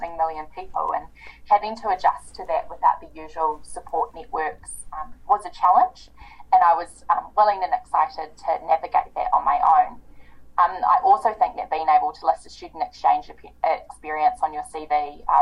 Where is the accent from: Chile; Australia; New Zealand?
New Zealand; I was studying in my hometown, I was living with my parents